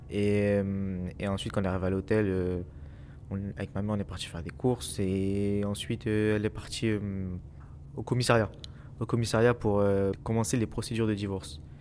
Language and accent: French; Le Bourget, Île-de-France, France; je viens du Bourget. Je suis un élève au lycée.